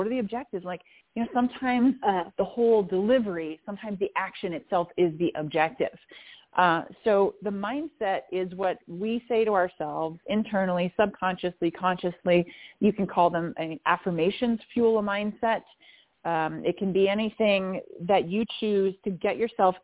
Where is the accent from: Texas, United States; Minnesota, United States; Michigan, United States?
Minnesota, United States; I grew up in the Midwest in the United States of America. I grew up in Minnesota